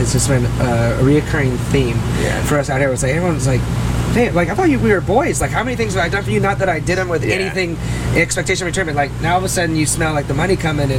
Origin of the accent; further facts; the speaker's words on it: Alaska, United States; I grew up in Alaska.